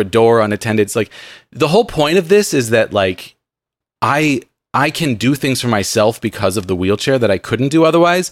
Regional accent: San Diego, California, United States; growing up in San Diego

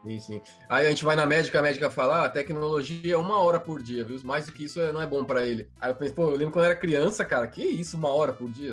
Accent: Baixada Santista, São Paulo, Brazil; Eu cresci na, na Baixada Santista

